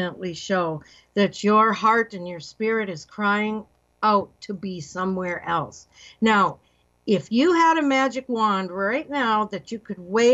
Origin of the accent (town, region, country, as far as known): Minnesota, United States; born or raised there; moved away as an adult; now in Virginia Beach, United States